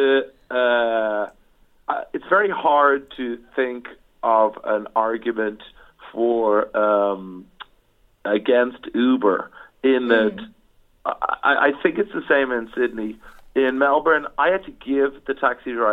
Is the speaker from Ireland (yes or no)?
yes; Ireland; I come from Ireland